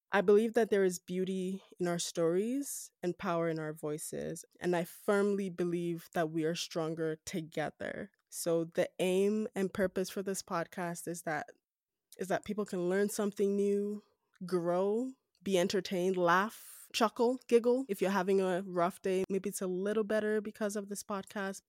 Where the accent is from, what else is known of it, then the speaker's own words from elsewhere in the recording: Edo, Nigeria; moved away as an adult; also born or lived in Lagos, Nigeria; now in Calgary, Canada; I'm Nigerian from West Africa, I am from Edo State within Nigeria